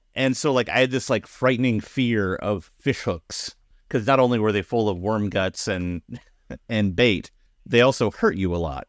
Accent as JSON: {"language": "English", "region": "Pacific Northwest", "country": "United States", "tie": "born or raised there"}